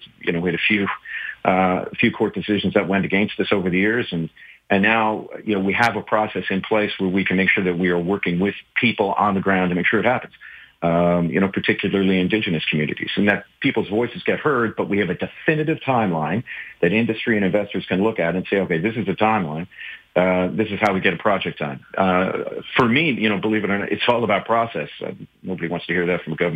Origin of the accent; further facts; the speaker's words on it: Newfoundland and Labrador, Canada; being a Newfoundlander